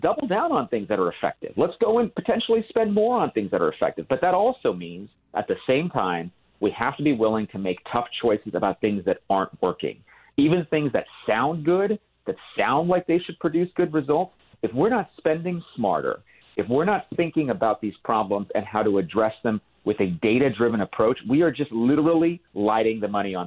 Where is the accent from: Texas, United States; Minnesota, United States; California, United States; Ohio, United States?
California, United States; I grew up in California. I live in California now